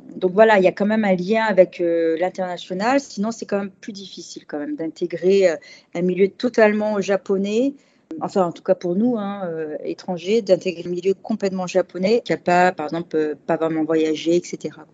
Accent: Paris, Île-de-France, France; moved away as an adult; also born or lived in Switzerland; now in Yokohama, Japan; je viens de Paris. et tous les deux parisiens

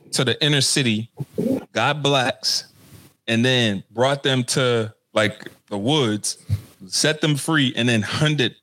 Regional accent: the South, United States; I'm from the South

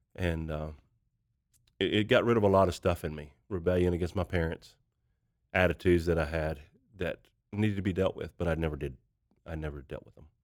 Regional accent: Kentucky, United States; moved away as an adult; now in Tulsa, United States; I grew up in a small town in Kentucky, about nine hundred people

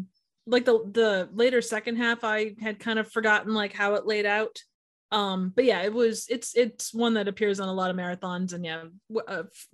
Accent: Midwest, United States; I'm from the Midwest

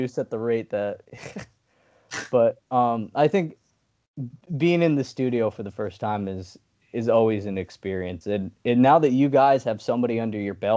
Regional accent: New York, United States; We're from New York

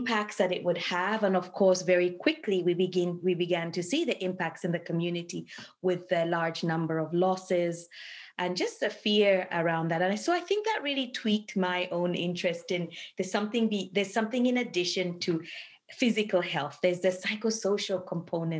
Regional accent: Dar es Salaam, Tanzania; moved away as an adult; also born or lived in Kilimanjaro Region, Tanzania / Edmonton, Canada; now in Canada; I was born in the Kilimanjaro region of Tanzania. And was raised mainly in Dar es Salaam

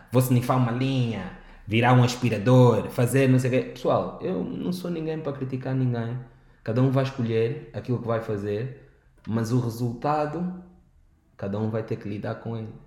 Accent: Angola; como jovens, como angolanos

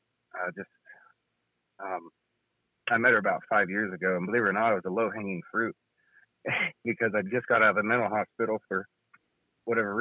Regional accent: Ohio, United States; moved away as an adult; now in Indiana, United States; I'm from Ohio

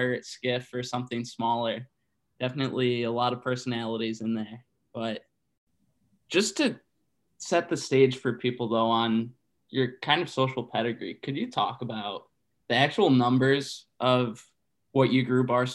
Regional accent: Rochester, New York, United States; I was from an hour down the road in Rochester

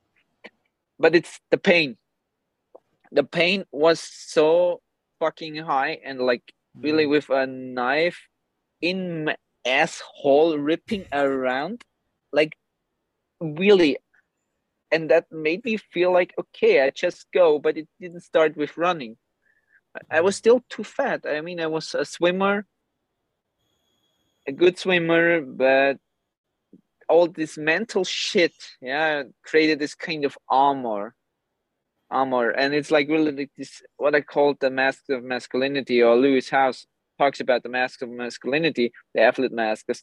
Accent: Gran Canaria, Canary Islands, Spain; also born or lived in Austria; now in Cyprus; Austria was never my home. Even I was born there. I grew up in Gran Canaria and Spain, half Croatian

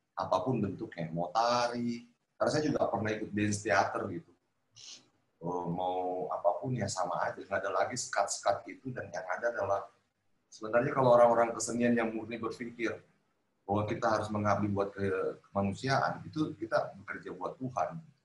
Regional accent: Sulawesi, Indonesia; moved away; ke Sulawesi hmm. ke kampung saya

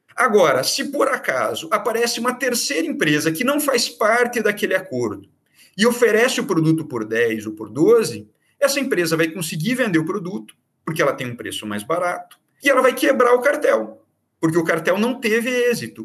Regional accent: Curitiba, Paraná, Brazil; moved away as an adult; now in Bahia, Brazil; sou paranaense, sou de Curitiba

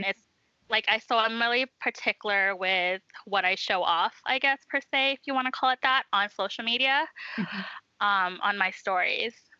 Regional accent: Vancouver, British Columbia, Canada; moved away as an adult; now in Edmonton, Canada; I'm originally from Vancouver

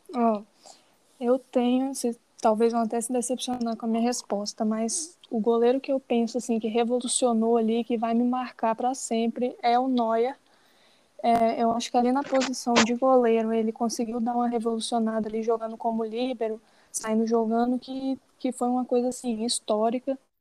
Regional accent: Espírito Santo, Brazil; sou capixaba

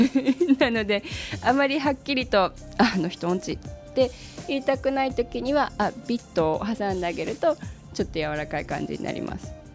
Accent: Japan; also born or lived in Australia; 生まれも育ちも日本

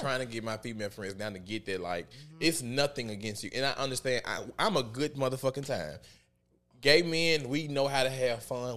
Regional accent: the Bible Belt, United States; I grew up in the Bible Belt

